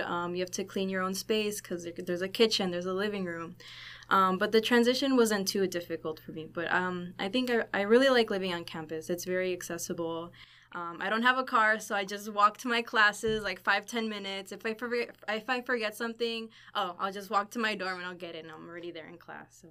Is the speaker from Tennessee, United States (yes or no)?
no; Chicago, Illinois, United States; moved away as an adult; now in Laredo, United States; I'm from Chicago, Illinois.